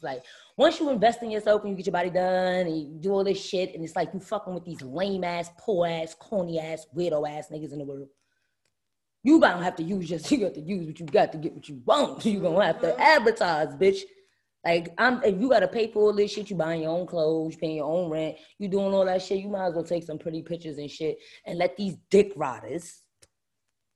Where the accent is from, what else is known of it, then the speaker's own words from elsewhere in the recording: New York City, New York, United States; moved away as an adult; now in Atlanta, United States; I'm born and bred in Brooklyn